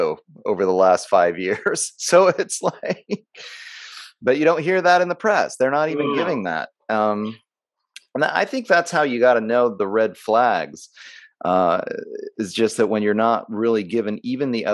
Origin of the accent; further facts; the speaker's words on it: United States; as an American